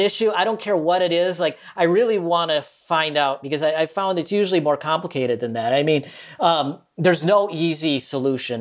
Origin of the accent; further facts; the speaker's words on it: Minnesota, United States; now in Malaysia; I'm from Minnesota